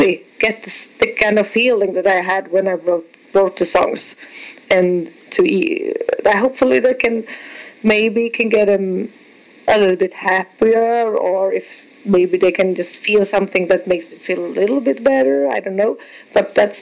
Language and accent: English; Sweden; I'm from Sweden